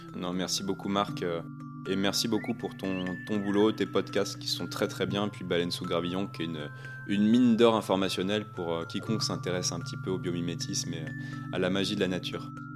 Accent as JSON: {"language": "French", "town": "Ouistreham", "region": "Normandy", "country": "France", "said": "Moi, je viens de, de Wistreham, hein, sur la, côte normande"}